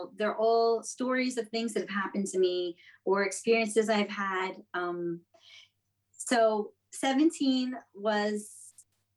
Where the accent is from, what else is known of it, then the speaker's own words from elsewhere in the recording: Montreal, Quebec, Canada; moved away as an adult; now in New York, United States; I was born in Montreal. I lived there my entire life until I went to Starbucks in Hawaii